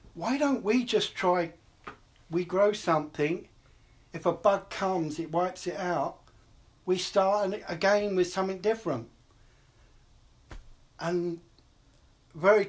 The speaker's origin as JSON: {"language": "English", "region": "London", "country": "United Kingdom", "tie": "born or raised there", "also_born_or_lived": "New York City, United States", "moved": "yes", "lives_now": "Portland, United States", "said": "I grew up in London"}